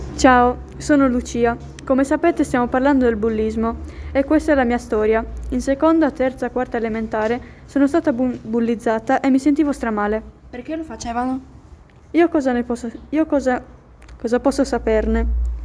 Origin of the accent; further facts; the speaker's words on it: Philippines; Io non sono cinese, sono filippina